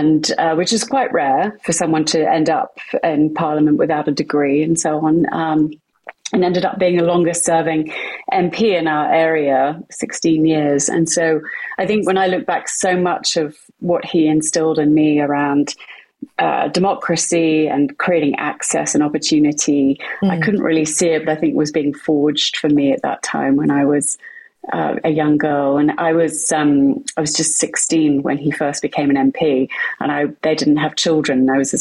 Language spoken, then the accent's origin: English; West Midlands, United Kingdom; born there; I'm British. You'll hear that from my accent, though it does wander a little bit at times. So I was born in the middle of the UK, a very small village in Warwickshire, which is right in the centre of the UK